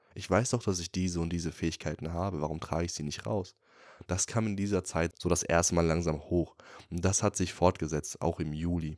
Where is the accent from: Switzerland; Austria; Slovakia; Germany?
Germany; Würzburg, Bavaria; moved away; wieder in Würzburg, also in meiner Heimat.